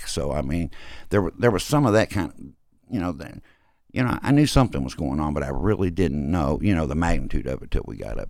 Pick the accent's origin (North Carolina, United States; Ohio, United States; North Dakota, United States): North Dakota, United States; born there; I was born in North Dakota, and that's what seemed crazier.